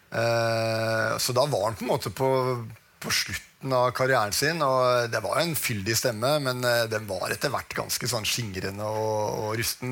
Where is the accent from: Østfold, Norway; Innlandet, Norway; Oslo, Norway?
Oslo, Norway; jeg vokste opp på Oppsal